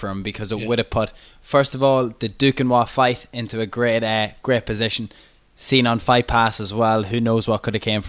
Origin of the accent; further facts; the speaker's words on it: Ireland; I'm from the Republic